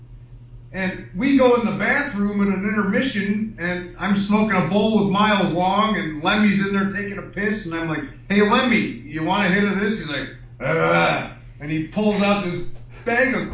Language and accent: English; Chicago, Illinois, United States; When I grew up in Chicago